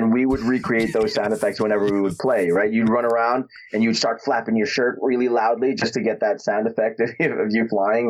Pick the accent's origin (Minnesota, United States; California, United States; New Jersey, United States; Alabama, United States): New Jersey, United States; Newark; I grew up in Newark, New Jersey, not the gentlest of places to grow up